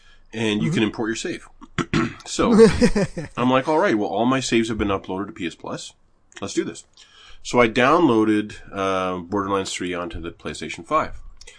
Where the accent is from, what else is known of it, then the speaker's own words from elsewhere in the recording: Canada; All it is that I'm Canadian.